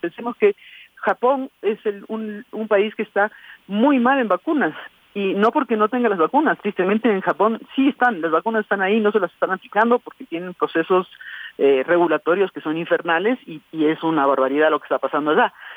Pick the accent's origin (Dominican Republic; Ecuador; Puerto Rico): Ecuador; lo que nosotros como ecuatorianos vemos